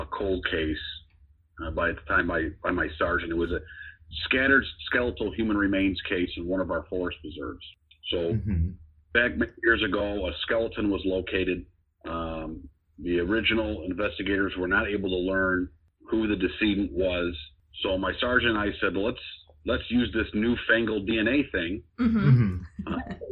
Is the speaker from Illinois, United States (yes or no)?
yes; Chicago, Illinois, United States; I grew up in Chicago, know, on the south side of the city